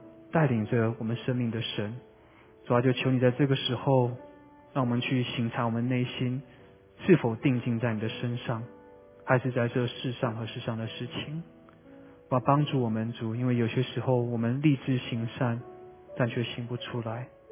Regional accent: Vancouver, British Columbia, Canada; moved away as an adult; also born or lived in Taiwan; 我是在温哥华长大的， 所以往往会开车回温哥华

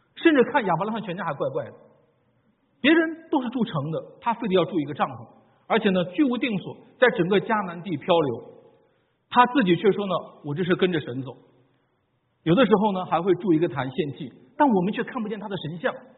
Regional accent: China; 我们中国人

